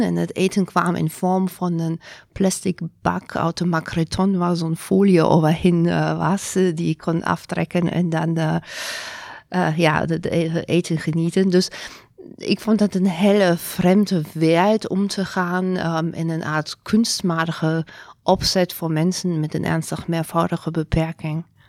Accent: Germany; Dutch is a second language; moved away as an adult; also born or lived in Zurich, Switzerland; now in Netherlands; ik kom niet van Nederland. Ik ben geboren in Duitsland.

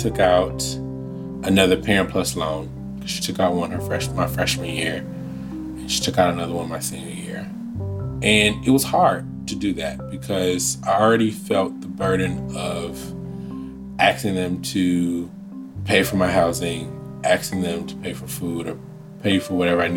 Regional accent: Saginaw, Michigan, United States; moved away as an adult; also born or lived in Washington, D.C.; I'm from Saginaw, Michigan.

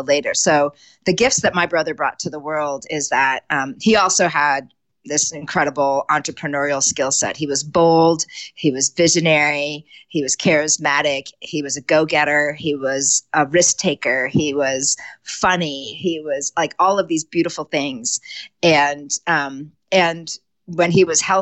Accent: Connecticut, United States; moved away as an adult; now in Conifer, Colorado, United States; I was born and raised in Connecticut

